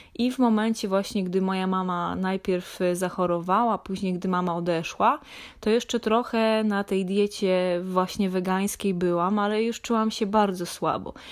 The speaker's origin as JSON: {"language": "Polish", "region": "Lesser Poland", "country": "Poland", "tie": "born or raised there", "said": "Ja pochodzę z niedużej miejscowości w województwie małopolskim"}